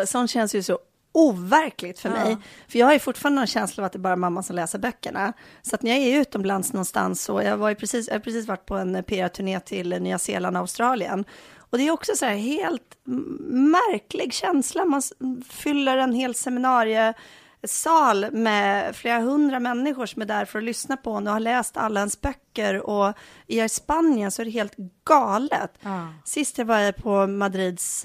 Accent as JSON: {"language": "Swedish", "area": "Bohuslän", "region": "Västra Götaland", "country": "Sweden", "tie": "born or raised there", "also_born_or_lived": "Enskede, Stockholm", "moved": "yes", "lives_now": "Stockholm, Sweden", "said": "jag kommer ifrån Bohuslän"}